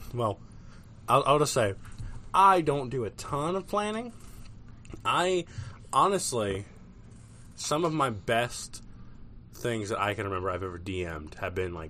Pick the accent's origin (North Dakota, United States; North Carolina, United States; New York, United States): North Carolina, United States; moved away; I'm originally from North Carolina